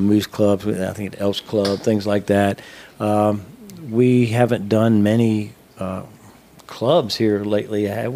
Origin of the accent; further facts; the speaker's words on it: Lexington, Virginia, United States; moved away as an adult; now in Winchester, United States; was born and raised in Lexington, Virginia, about 2 hours south of here